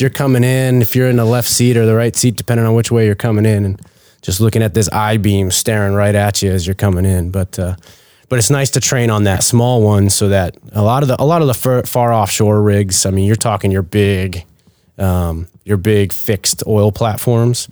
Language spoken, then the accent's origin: English; Maine, United States; moved away; originally from Maine